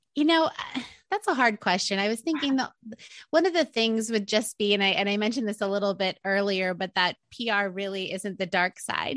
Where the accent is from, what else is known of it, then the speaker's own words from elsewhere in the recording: Indiana, United States; moved away as an adult; also born or lived in Maryland; I'm from Indiana and um, didn't know anyone on the East Coast